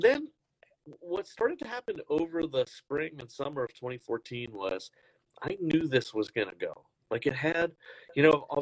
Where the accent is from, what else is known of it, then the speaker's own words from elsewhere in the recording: Canada; I'm originally Canadian